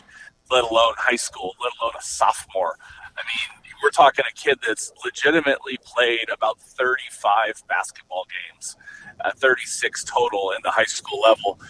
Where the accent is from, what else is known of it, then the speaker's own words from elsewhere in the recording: Montana, United States; now in Arizona, United States; when I grew up, I'm from Montana originally